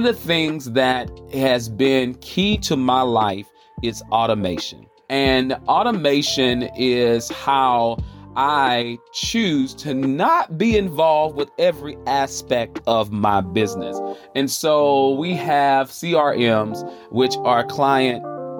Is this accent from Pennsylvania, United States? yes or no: no; Charlotte, North Carolina, United States; if I'm saying y'all, you already know where I'm coming from. I'm coming from the South, the Queen City, Charlotte, North Carolina, the QC